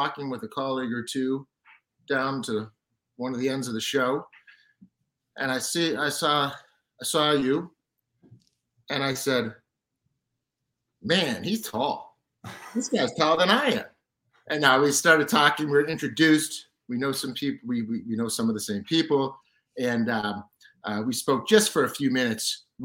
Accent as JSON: {"language": "English", "area": "right outside of Boston", "region": "Massachusetts", "country": "United States", "tie": "born or raised there", "said": "having grown up right outside of Boston"}